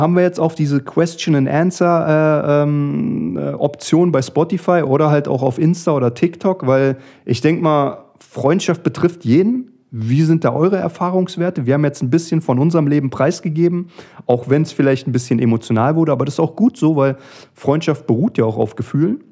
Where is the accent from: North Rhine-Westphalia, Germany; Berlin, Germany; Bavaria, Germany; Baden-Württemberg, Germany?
Berlin, Germany; wie man als Berliner sagt